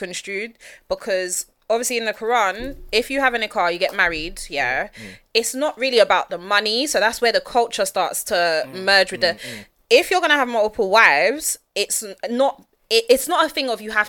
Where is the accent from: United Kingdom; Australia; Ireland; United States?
United Kingdom; London; I grew up in Peckham. I'm an old school Peckham girl